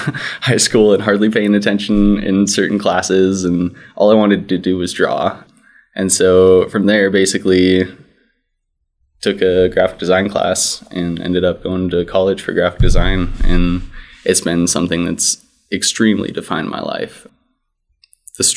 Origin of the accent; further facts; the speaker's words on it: Montana, United States; also born or lived in Edwards, Colorado; moved out to Montana when I was 5. So from there on out, pretty much grew up here, did all my schooling here, went to college at MSU